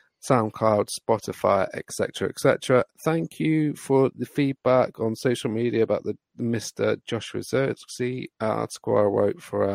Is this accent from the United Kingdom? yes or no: yes; United Kingdom; I am British